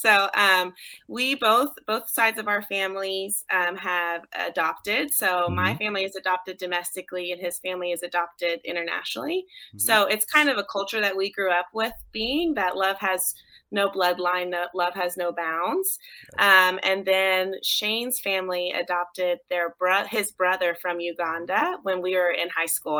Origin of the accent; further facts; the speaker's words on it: Texas, United States; So we grew up in Texas